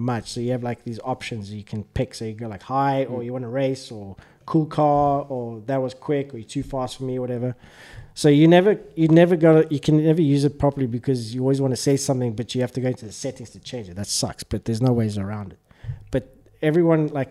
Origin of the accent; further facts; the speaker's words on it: South Africa; I'm from South Africa.